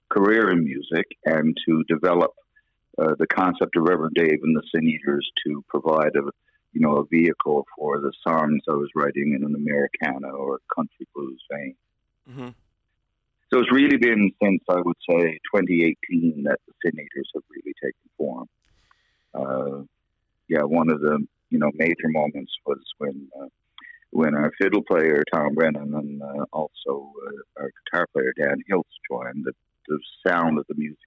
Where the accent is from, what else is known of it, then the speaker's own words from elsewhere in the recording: Corner Brook, Newfoundland and Labrador, Canada; I grew up in a part of Cornerbrook called Humbermouth on Peddle's Lane